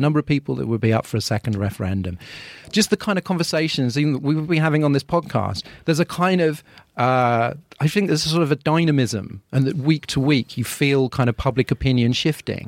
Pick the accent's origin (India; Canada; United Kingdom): United Kingdom; London; as a Londoner